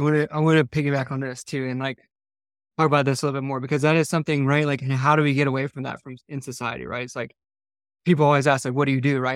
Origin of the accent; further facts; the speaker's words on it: Georgia, United States; I grew up in Georgia